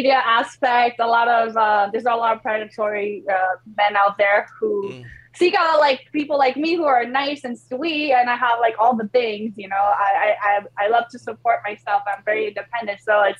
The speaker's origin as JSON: {"language": "English", "region": "New York", "country": "United States", "tie": "born or raised there", "also_born_or_lived": "Poland", "said": "I grew up in New York. Yeah. But I was born in Poland."}